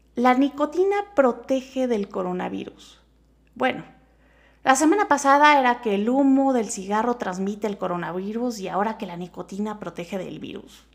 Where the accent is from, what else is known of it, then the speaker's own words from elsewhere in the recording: Mexico; todos somos mexicanos